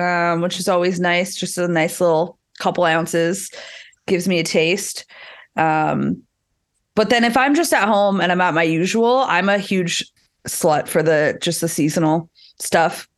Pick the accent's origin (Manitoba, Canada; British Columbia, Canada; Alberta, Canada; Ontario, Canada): Manitoba, Canada; Winnipeg; I'm also from Winnipeg, so I don't know if you've ever been there, but it is the coldest place in this country